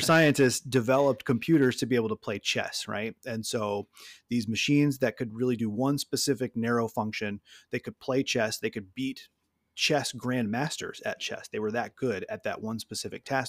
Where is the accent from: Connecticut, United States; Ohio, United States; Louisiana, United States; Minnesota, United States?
Louisiana, United States; moved away as an adult; now in Michigan, United States; I'm from Louisiana, um, I was a middle school social studies teacher there, moved to Michigan, um, o-, over, over a decade ago now